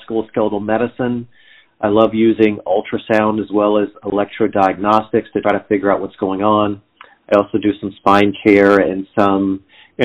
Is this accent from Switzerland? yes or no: no; Southern California, United States; moved away as an adult; also born or lived in Atlanta, Georgia; now in Cincinnati, United States; I grew up in Southern California